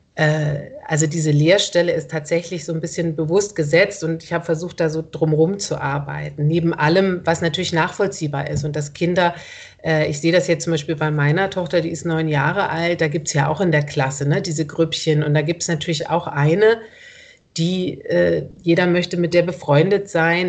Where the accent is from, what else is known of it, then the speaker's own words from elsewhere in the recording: Ulm, Baden-Württemberg, Germany; now in Berlin, Germany; ich komme aus Ulm